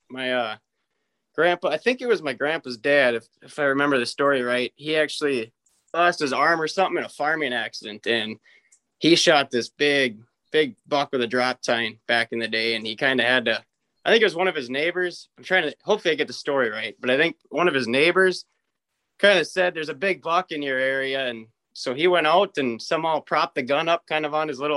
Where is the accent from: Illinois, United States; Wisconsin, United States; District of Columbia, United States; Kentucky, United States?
Wisconsin, United States; Osceola; up in Osceola, Wisconsin. It's like right on the border of Minnesota. Um, my family they've been there since 1868. Uh, my grandparents actually still live on the farm